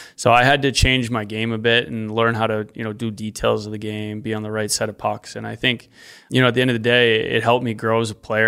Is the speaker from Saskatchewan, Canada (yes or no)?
yes; Regina, Saskatchewan, Canada; the Pats, my hometown, my home team.